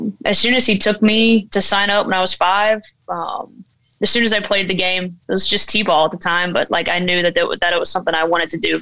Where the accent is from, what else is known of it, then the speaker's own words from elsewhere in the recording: Alabama, United States; now in Fort Pierce, United States; Growing up in Alabama, and especially in a really small town